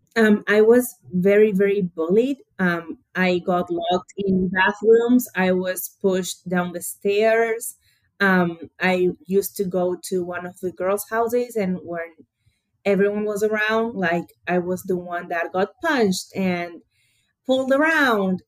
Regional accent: Buenos Aires, Argentina; I was born and raised in Buenos Aires, Argentina

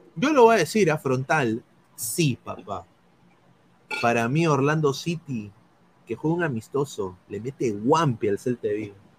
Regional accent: Peru; yo soy peruano, no soy boliviano

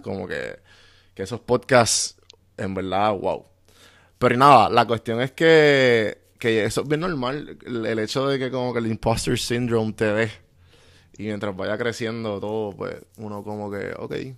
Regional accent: Puerto Rico; moved away as an adult; Yo soy bien boricua

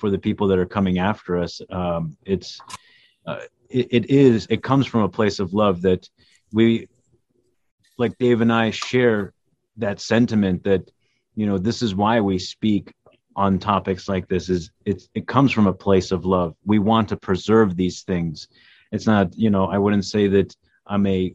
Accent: United States; Our parents came here without knowing much of the culture of what this, you know, they've only heard stories, didn't know the language. They just came, you know. But we grew up here

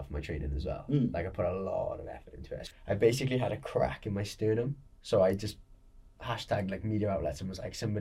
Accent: Porthcawl, Wales, United Kingdom; I grew up in Perthcawl

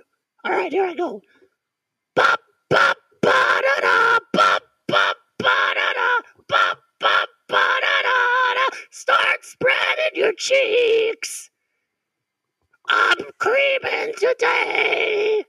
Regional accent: Canada; America, you are completely fucked. I'm so glad I'm Canadian.

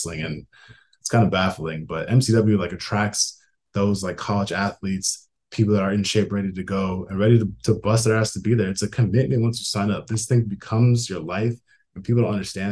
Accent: Minneapolis, Minnesota, United States; moved away as an adult; also born or lived in Baltimore, Maryland; I'm originally from Minneapolis, Minnesota

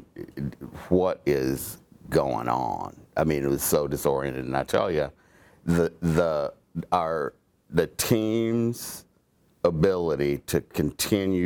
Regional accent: Oklahoma, United States; I was born small town in Oklahoma. So small, there wasn't even a Walmart there when I grew up, or a stoplight.

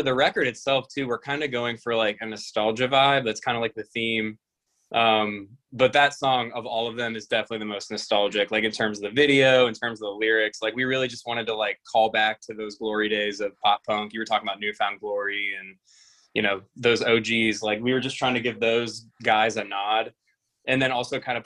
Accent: Columbus, Ohio, United States; now in Cincinnati, United States; I'm from Columbus originally, and then I moved to Cincinnati a couple hours south.

